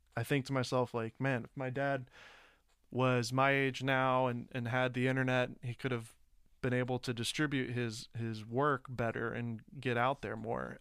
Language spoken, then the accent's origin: English; Nashville, Tennessee, United States; I grew up in Nashville.